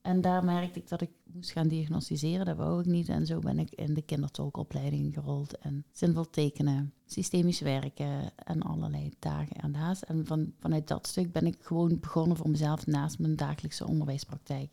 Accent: Netherlands; ik ben Nederlandse

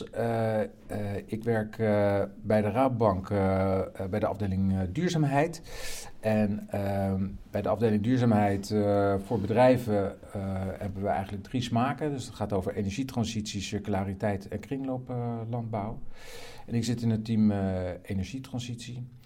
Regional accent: Rotterdam, South Holland, Netherlands; ik ben Rotterdammer.

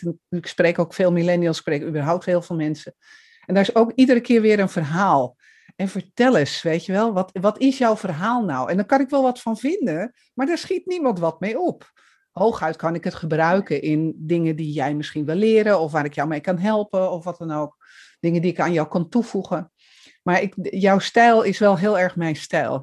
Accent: Amsterdam, North Holland, Netherlands; Ik kom uit Amsterdam

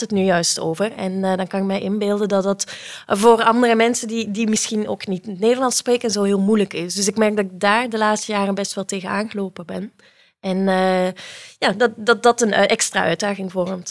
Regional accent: Belgium; now in Netherlands; het is misschien al te horen aan mijn accent, ik eh, kom uit België.

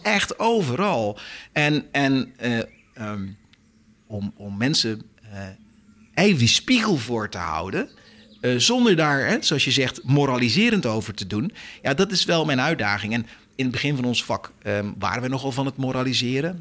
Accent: Netherlands; wij zijn Nederlanders

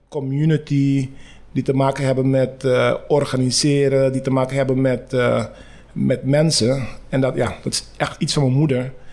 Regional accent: Curaçao; moved away as an adult; also born or lived in Rotterdam, Netherlands; ik ben op Curaçao geboren

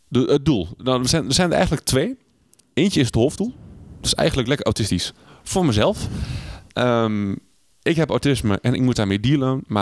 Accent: Netherlands; Maar ik ben een Hollander, jij bent een Hollander. Maar toch wij, zijn wij een wereld van verschil.

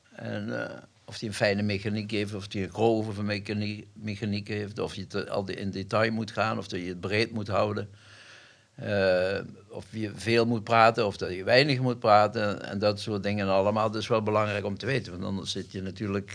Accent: Elsloo, Limburg, Netherlands; In Elslo, waar ik geboren ben. Dat is Zuid-Limburg

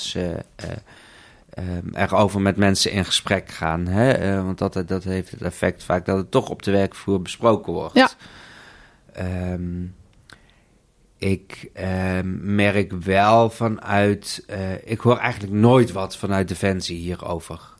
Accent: South Limburg, Netherlands; also born or lived in India; now in Amsterdam, Netherlands; geadopteerd uit India, opgegroeid in Zuid-Limburg, woon in Amsterdam

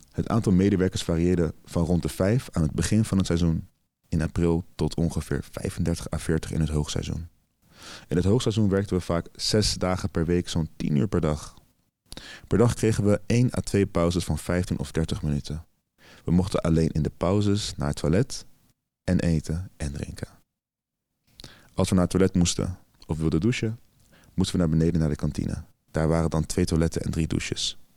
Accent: Bulgaria; Dutch is a second language; now in Netherlands; Voor Nederlandse begrippen is dat weinig, maar het was meer dan wat ik in Bulgarije zou verdienen. Waar ik vandaan kom is sowieso weinig werk.

